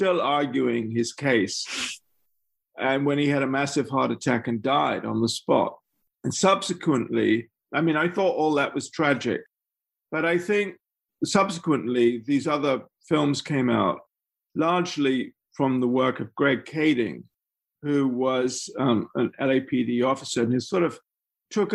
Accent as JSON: {"language": "English", "region": "England", "country": "United Kingdom", "said": "as an English person who hadn't grown up there"}